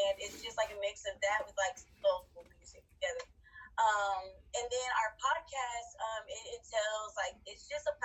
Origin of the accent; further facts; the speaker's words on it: Irving, Texas, United States; also born or lived in Dallas, Texas; I was born in Dallas, Texas, raised in Irving, Texas.